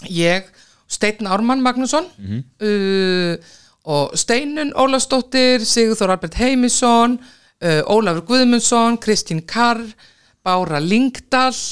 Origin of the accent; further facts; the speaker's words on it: Akranes, Western Region, Iceland; ég er alveg upp sko á Akranesi og þar var náttúrulega fókbólti